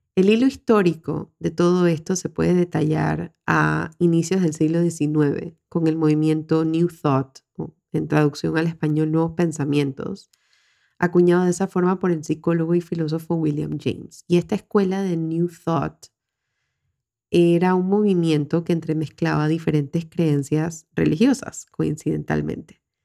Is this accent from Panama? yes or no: yes; Panama; en mi país, Panamá